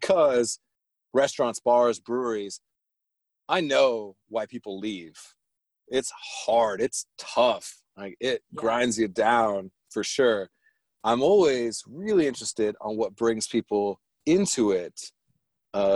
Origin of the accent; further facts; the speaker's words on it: Germany; I grew up in Germany